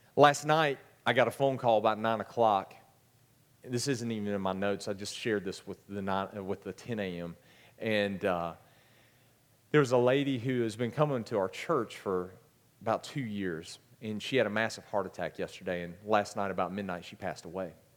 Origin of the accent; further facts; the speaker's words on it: Gaffney, South Carolina, United States; I am from Gaffney, so don't hold that against me either